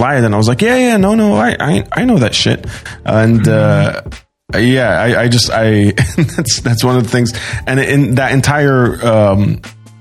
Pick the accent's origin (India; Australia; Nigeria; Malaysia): Australia; Sydney, New South Wales; moved away; also born or lived in Doha, Qatar; I grew up in Sydney, Australia, and then I moved directly to Doha, Qatar